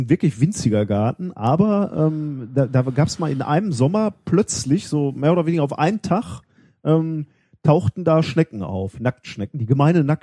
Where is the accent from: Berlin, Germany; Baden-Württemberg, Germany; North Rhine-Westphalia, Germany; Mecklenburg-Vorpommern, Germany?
North Rhine-Westphalia, Germany; Hallo, ich bin im Ruhrgebiet aufgewachsen.